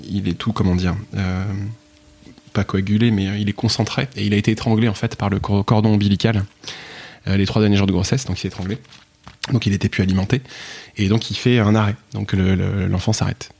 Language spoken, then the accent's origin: French; Picardy, Hauts-de-France, France; moved away; je suis de Picardie